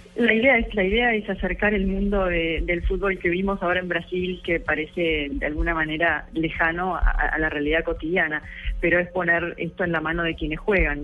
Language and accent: Spanish; Argentina; Soy argentina